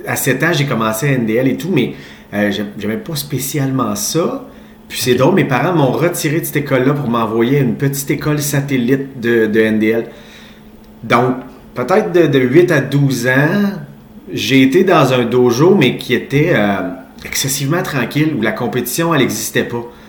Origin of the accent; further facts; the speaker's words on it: Quebec City, Quebec, Canada; je suis un petit gars de Québec. je suis grandi, je suis né et grandi à Charlebourg